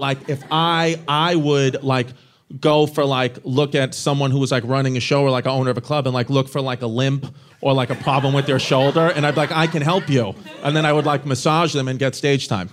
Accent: New York City, New York, United States; I'm from Brooklyn

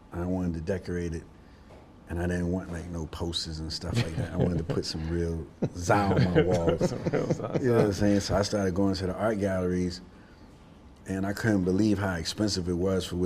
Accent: New York City, New York, United States; growing up in the Bronx

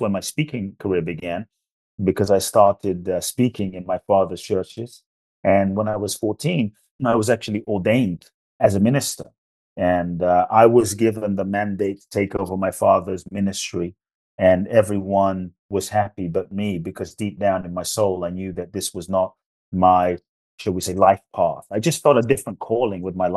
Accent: London, United Kingdom; also born or lived in Ghana; now in United States; I was born in Ghana, West Africa. My father's from Ghana. My mother's Japanese. I grew up in London. I live in the US now

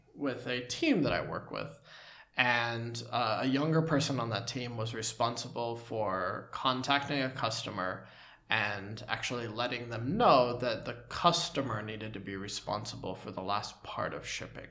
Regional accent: United States; moved away; as an American

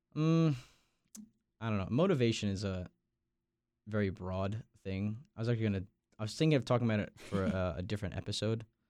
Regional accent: Long Island, New York, United States; now in Raleigh, United States; I'm from Long Island, New York

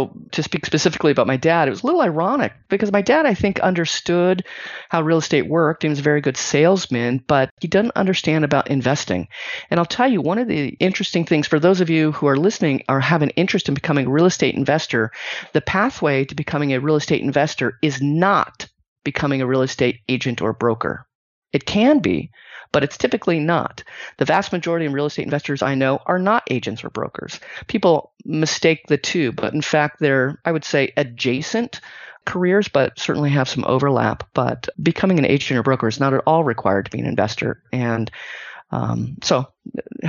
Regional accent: Silicon Valley, California, United States; I grew up in the Silicon Valley.

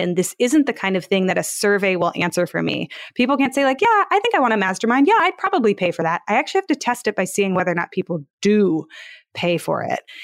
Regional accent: Palo Alto, California, United States; I used to work at startups and I'm from Palo Alto

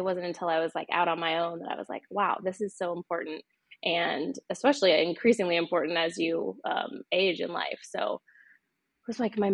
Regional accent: northern Idaho, United States; moved away as an adult; now in Portland, United States; I grew up in a small town in northern Idaho, kind of on the border of Idaho and Washington

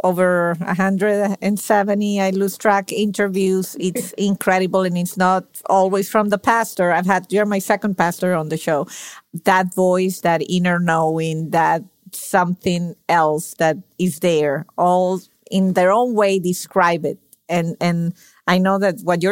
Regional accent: Venezuela; moved away as an adult; now in United States; Venezuelan by birth

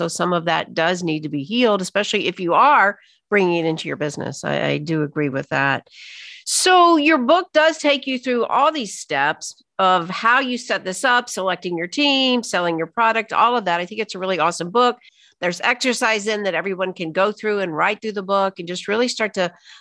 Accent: Alabama, United States; I was raised in Alabama, Deep South

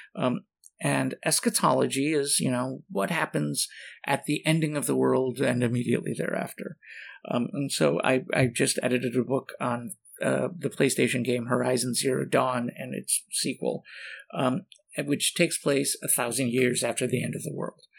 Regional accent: Michigan, United States; I'm from Michigan

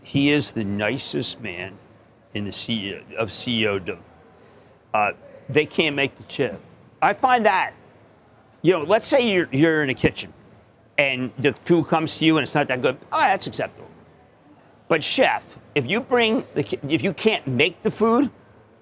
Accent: Philadelphia, Pennsylvania, United States; I'm from Philadelphia

